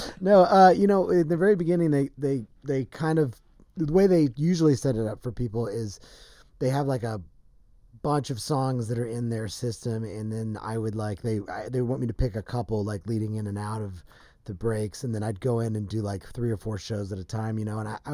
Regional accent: Nashville, Tennessee, United States; moved away as an adult; I did. Grew up in Nashville. Moved here when I was 20. So I've been here longer, but I grew up in Nashville.

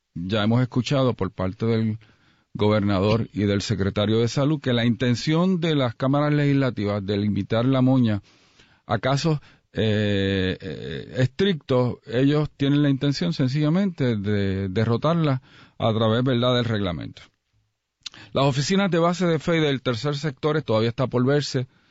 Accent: Puerto Rico; como puertorriqueños

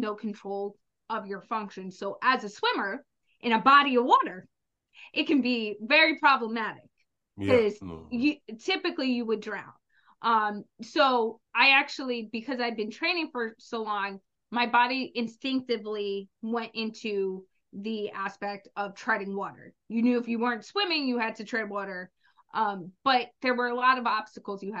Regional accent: the South, United States; I was born in the South in the summer

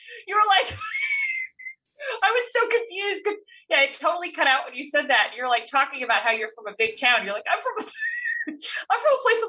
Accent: Orange County, California, United States; I grew up in Orange County, so I did not grow up in Long Beach.

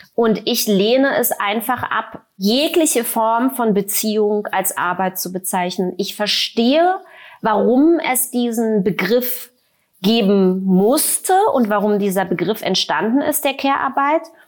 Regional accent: Germany; habe ja die ersten zehn Jahre meiner Kindheit sozusagen in der DDR im Sozialismus verbracht

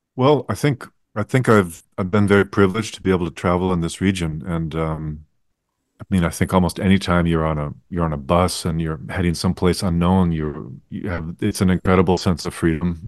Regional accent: United States; as an American in, in, in Asia

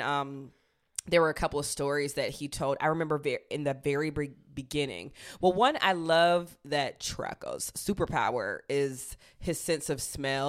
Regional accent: Southern United States, United States; as a Southerner, I really love any of the, like, turn of phrases

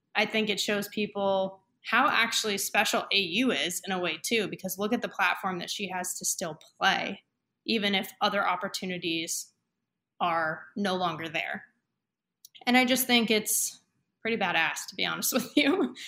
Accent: Camarillo, California, United States; my hometown, Camarillo

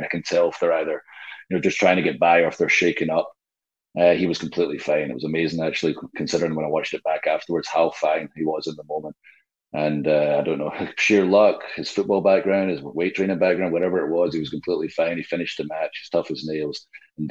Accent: Scotland, United Kingdom; now in Nashville, United States; I am Scottish

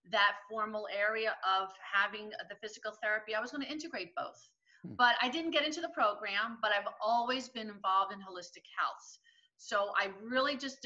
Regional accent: Jackson, New Jersey, United States; I grew up in Jackson, New Jersey, and it was just an area of filled with just gardens and vegetables

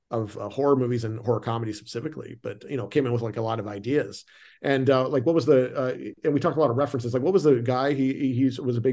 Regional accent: Canada; moved away; I'm from Canada originally.

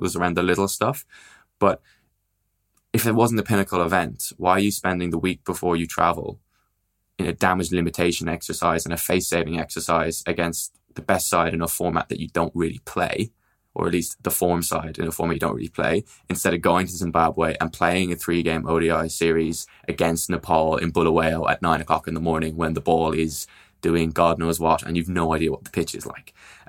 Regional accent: Ireland; as an Irish cricket journalist, you don't necessarily always have a full press box.

